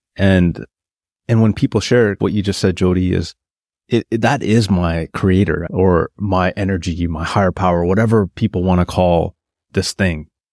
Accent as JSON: {"language": "English", "town": "Terrace", "region": "British Columbia", "country": "Canada", "tie": "born or raised there", "also_born_or_lived": "Prince George, British Columbia / Toronto", "moved": "as an adult", "said": "I get hired back in my hometown of Terrace, British Columbia"}